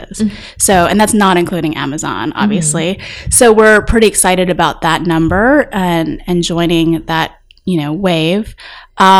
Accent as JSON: {"language": "English", "region": "Texas", "country": "United States", "tie": "born or raised there", "moved": "yes", "said": "I grew up in Texas. You can probably hear it every once in a while when I'm speaking"}